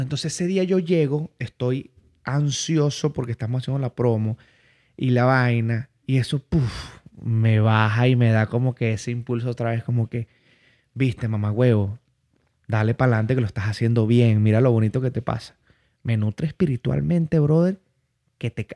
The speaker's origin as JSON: {"language": "Spanish", "region": "Barinas", "country": "Venezuela", "tie": "born or raised there", "moved": "yes", "said": "yo vengo de Barinas, yo vengo de la región llanera."}